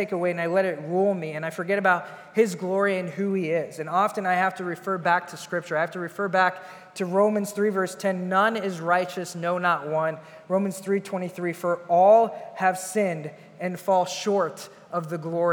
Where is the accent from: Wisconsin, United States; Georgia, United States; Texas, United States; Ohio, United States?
Ohio, United States; moved away as an adult; now in Chicago, United States; I was born in Chicago, grew up in Ohio